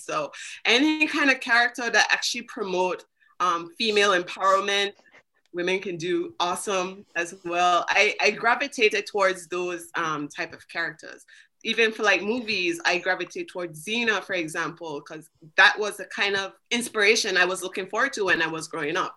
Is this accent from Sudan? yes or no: no; British Virgin Islands; I am from the British Virgin Islands.